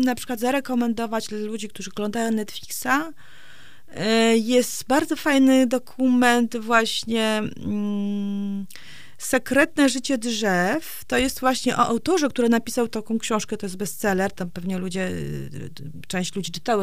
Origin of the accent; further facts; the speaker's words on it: Gdańsk, Pomeranian Voivodeship, Poland; also born or lived in Warsaw; now in Straszyn, Poland; ja jestem z Gdańska i właściwie całą młodość spędziłam w Gdańsku, czy w Gdańsku, czy w Warszawie